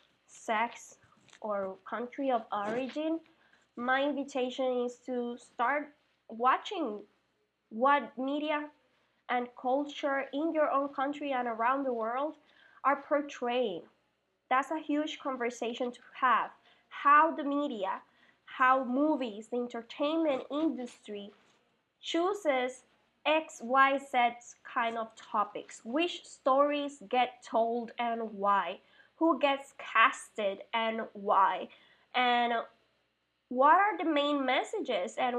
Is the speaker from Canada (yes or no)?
no; Puerto Rico; moved away; also born or lived in Mexico / Spain; I'm from Puerto Rico